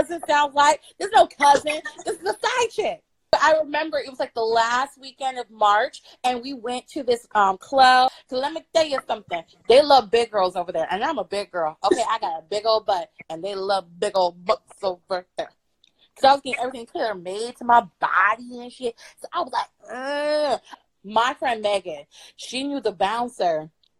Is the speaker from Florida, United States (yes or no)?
yes; Altamonte Springs, Florida, United States; moved away as an adult; also born or lived in Harlem, New York; now in New York, United States; I'm originally from Florida, Altamont Springs to be exact